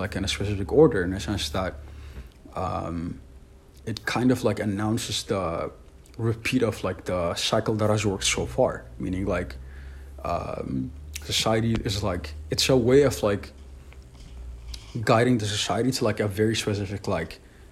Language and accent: English; Ethiopia; I'm from Ethiopia, so it's like a very like well integrated like multicultural multi-religious society